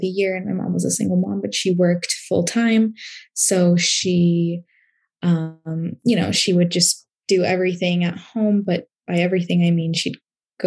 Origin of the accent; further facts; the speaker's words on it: Portland, Oregon, United States; I was born in Portland, Oregon